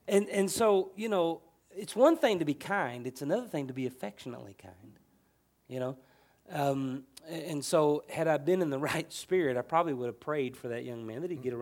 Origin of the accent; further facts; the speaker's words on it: United States; as an American, as a patriotic, true blue American